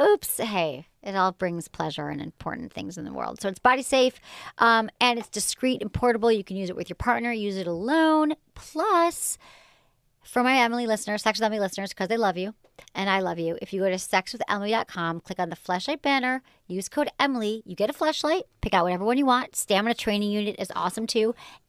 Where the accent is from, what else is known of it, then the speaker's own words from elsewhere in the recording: Australia; And I'm from Australia.